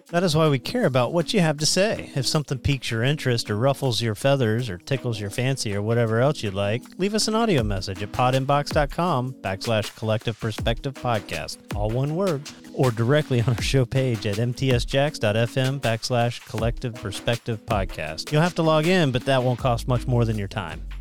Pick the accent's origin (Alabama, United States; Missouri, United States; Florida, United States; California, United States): Florida, United States; Titusville; When I was growing up in Central Florida, uh, my mom, we would go to Temple Baptist down in Central Florida